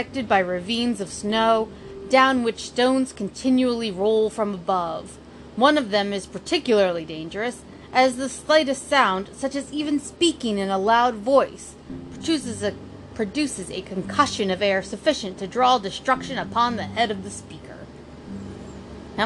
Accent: United States; I'm American.

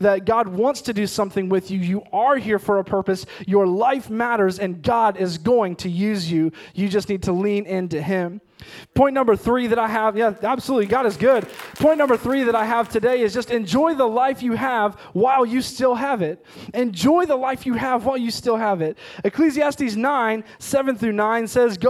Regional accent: Ohio, United States; moved away as an adult; also born or lived in Missouri / Oklahoma; we grew up in Ohio, we went to school in Missouri, and we ultimately did ministry for 7 years in Oklahoma

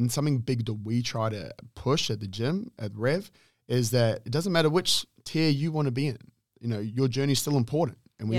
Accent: New Zealand; I'm a Kiwi, if anyone doesn't know.

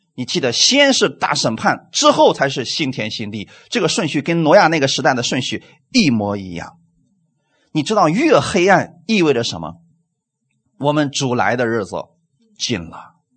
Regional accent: China

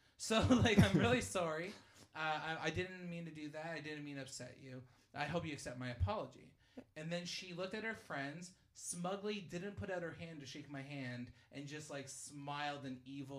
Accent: Hamilton, Ontario, Canada; I'm from Hamilton.

